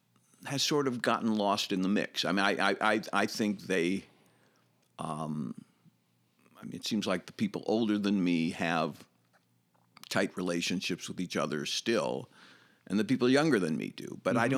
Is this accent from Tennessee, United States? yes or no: no; Chicago, Illinois, United States; I grew up in South Shore, about 7400 South.